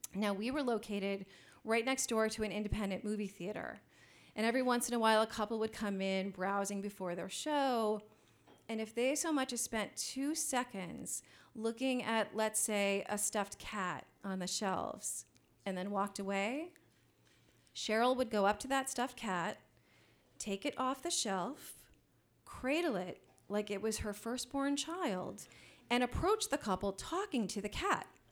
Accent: Columbus, Ohio, United States; the new wave scene of Columbus, Ohio, which was my hometown

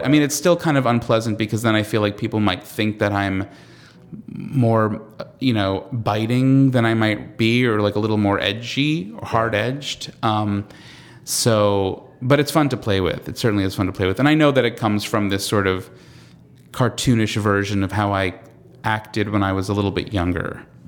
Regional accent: Long Island, New York, United States; I'm from, I'm from Long Island, so I'm peripherally from New York

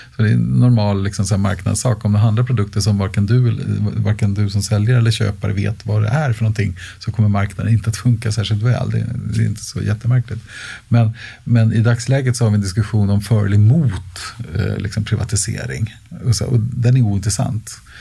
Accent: Stockholm, Stockholm County, Sweden; Jag har bott och arbetat inom en radie av en komma två mil i hela mitt liv. Eh, så jag är inte så järv rent, rent, eh, geografiskt, utan, eh, så jag har bott, eh, på Nybehov och sen har jag bott i Älvsjö och Örby och Västertorp.

